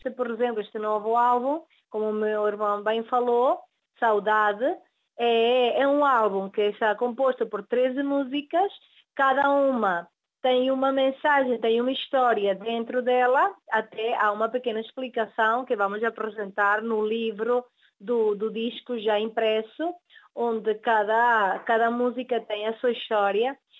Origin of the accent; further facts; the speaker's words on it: Venezuela; nós nascemos na Venezuela, os nossos pais são portugueses e por ende nós somos os descendentes